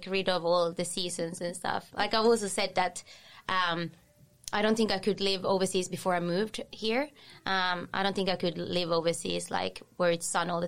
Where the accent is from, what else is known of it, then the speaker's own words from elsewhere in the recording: Finland; English is a second language; moved away as an adult; also born or lived in Sweden; now in Sunshine Coast, Australia; I come from Finland, grown up there. And, being there until I was 21